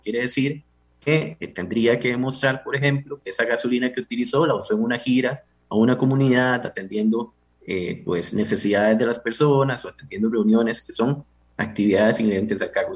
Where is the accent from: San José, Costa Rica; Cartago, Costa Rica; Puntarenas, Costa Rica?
San José, Costa Rica; Pérez Zeledón; Yo vengo de Pérez, Y, la región Brunca